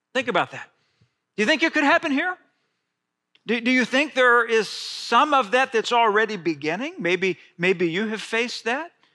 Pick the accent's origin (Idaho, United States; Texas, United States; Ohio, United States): Texas, United States; Friendswood; growing up in Friendswood, Texas